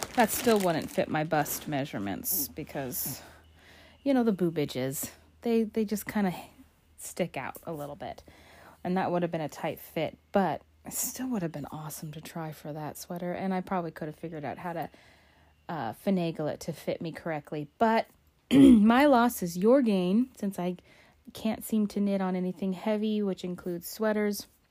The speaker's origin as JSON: {"language": "English", "region": "Alaska", "country": "United States", "said": "I'm an explorer of my home state of Alaska"}